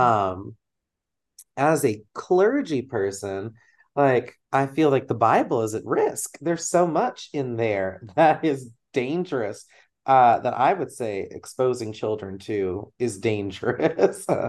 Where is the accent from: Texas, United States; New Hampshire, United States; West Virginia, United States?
Texas, United States; moved away as an adult; now in Midwest, United States; growing up in Texas